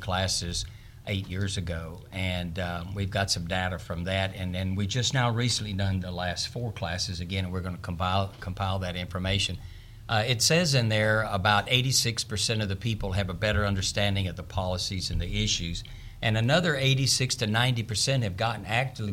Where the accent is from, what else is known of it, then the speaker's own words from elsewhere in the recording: Texas, United States; I'm a fifth-generation Texan